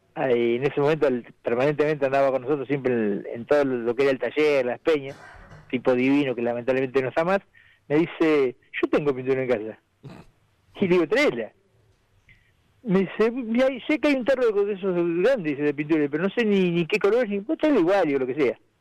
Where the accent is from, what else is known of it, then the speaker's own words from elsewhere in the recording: Necochea, Buenos Aires Province, Argentina; fue ante toda mi gente, todo mi pueblo